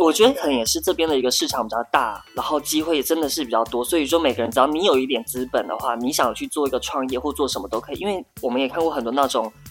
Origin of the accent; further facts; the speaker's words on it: Tainan, Taiwan; moved away as an adult; also born or lived in Taipei; now in Shanghai, China; 我是台南人，然后在台北就是工作跟生活，然后还有读书